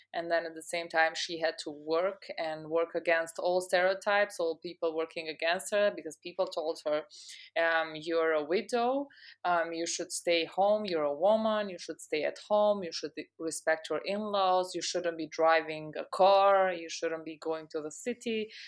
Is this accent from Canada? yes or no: no; Pristina, Kosovo; also born or lived in United States; I'm from Pristina, Kosovo, where I'm also, um, connecting from right now. I've been born and raised here